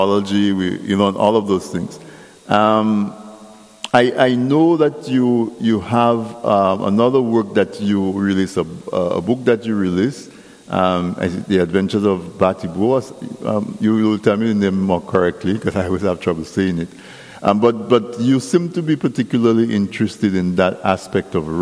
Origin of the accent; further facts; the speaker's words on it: Castle Bruce, Saint David Parish, Dominica; I grew up in Castle Bruce when there was no electricity